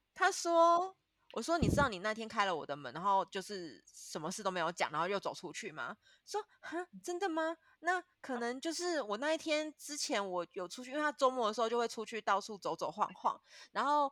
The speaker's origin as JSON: {"language": "Chinese", "country": "Taiwan", "moved": "as an adult", "lives_now": "Vietnam", "said": "这个地方就是只有我跟另外一个人是台湾人而已"}